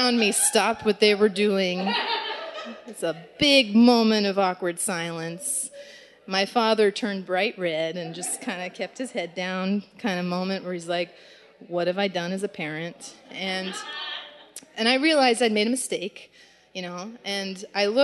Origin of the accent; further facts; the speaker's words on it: Los Angeles, California, United States; moved away; I grew up in Los Angeles, and when you live in Los Angeles, celebrity gossip is just kind of a big part of the culture there